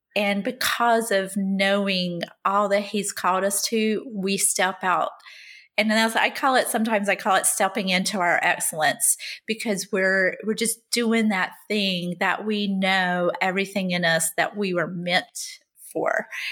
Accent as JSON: {"language": "English", "region": "the South", "country": "United States", "also_born_or_lived": "Rhode Island", "moved": "yes", "lives_now": "Connecticut, United States", "said": "I'm still a Southerner"}